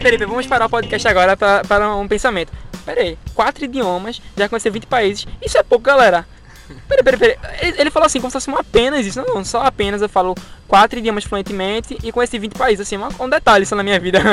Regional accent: Recife, Pernambuco, Brazil; eu sou de Recife

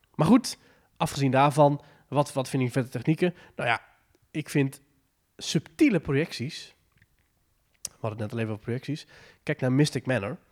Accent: Netherlands; als Nederlanders

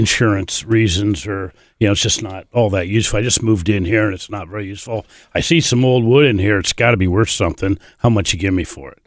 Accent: Bowling Green, Ohio, United States; I was born up near Toledo

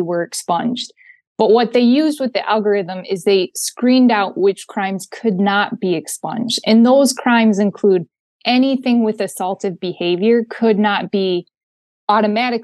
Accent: Linden, Michigan, United States; I grew up a little bit outside of Flint in Linden, so Genesee County

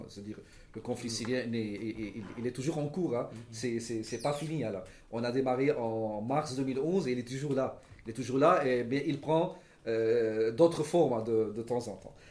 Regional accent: Lebanon; en tant que Libanais

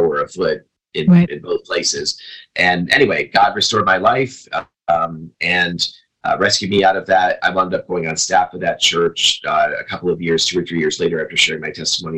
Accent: Binghamton, New York, United States; moved away as an adult; also born or lived in Chicago area; now in Arizona, United States; I moved from the Chicago area back to upstate New York, to my hometown

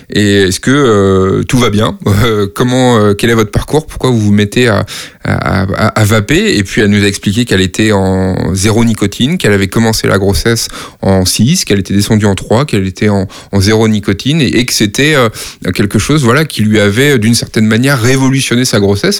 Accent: Nantes, Pays de la Loire, France; moved away as an adult; also born or lived in Brussels; now in Paris, France; j'ai grandi euh, à Nantes euh, et à côté de Nantes

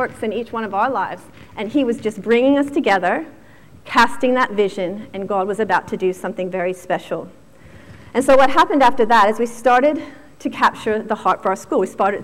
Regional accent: Virginia, United States; moved away; I grew up in Virginia, which is just outside of Washington, D.C.

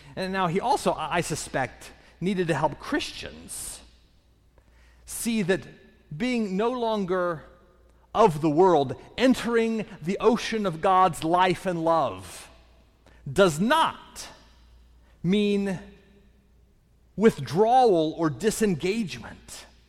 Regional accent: Indiana, United States; moved away; I'm originally from the Midwest, from Indiana.

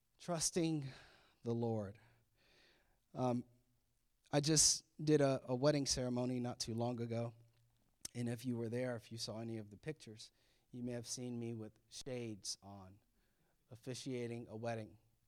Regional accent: Florida, United States; now in Maryland, United States; And if you know me, that's where I'm from Florida. So maybe we should be back there, but we're here in Maryland.

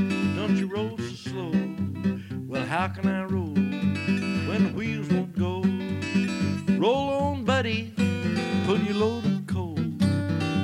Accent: Muhlenberg County, West Kentucky, United States; I was born and raised in West Kentucky, in the coal fields of West Kentucky, in Muhlenberg County

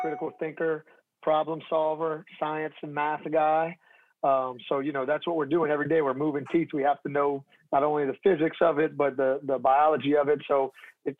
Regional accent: Louisiana, United States; I'm from Louisiana, so I'm kind of like an inherited Cajun, I guess you could say. But my family, before I was born, my family's from New York

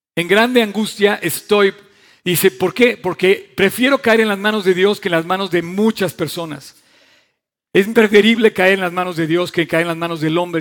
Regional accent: Mexico; yo quiero a México, amo a mi país

